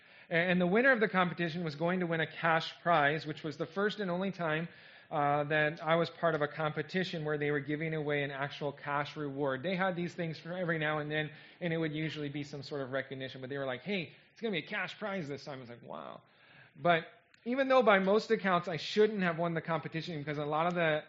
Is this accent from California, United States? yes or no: yes; California, United States; moved away as an adult; I'm from California, but I haven't lived there in a long time